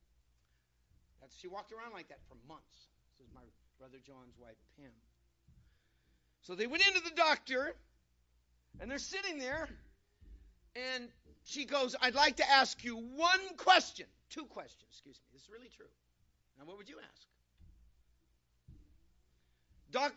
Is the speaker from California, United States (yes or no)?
yes; California, United States; I'm from California.